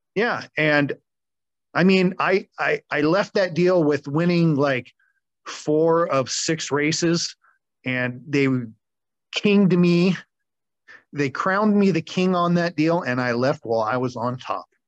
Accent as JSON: {"language": "English", "town": "Erie", "region": "Pennsylvania", "country": "United States", "tie": "born or raised there", "moved": "yes", "lives_now": "Des Moines, United States", "said": "I was born in Erie, Pennsylvania"}